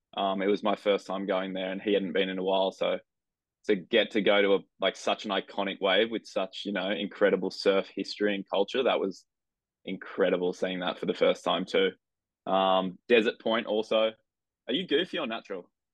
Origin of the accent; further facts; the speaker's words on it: Avalon Beach, New South Wales, Australia; i grew up in a place called avalon beach which is uh, about an hour and a half north of sydney